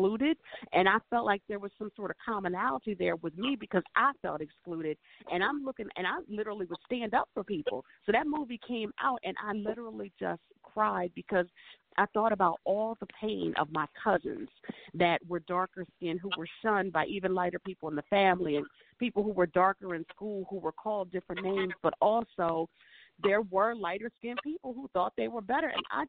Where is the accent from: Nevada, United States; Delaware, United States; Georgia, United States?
Delaware, United States; also born or lived in Maryland; I'm from Delaware, the Delaware, Maryland, like northeastern shore kind of area.